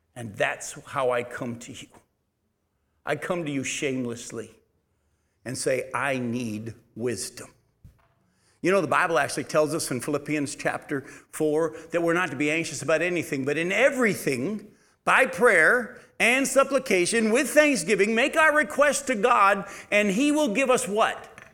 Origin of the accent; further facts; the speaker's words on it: United States